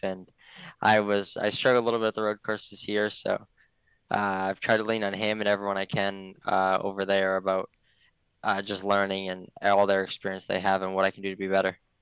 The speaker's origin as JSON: {"language": "English", "town": "Rhinelander", "region": "Wisconsin", "country": "United States", "tie": "born or raised there", "said": "around Rylander and the local tracks around there when I was growing up"}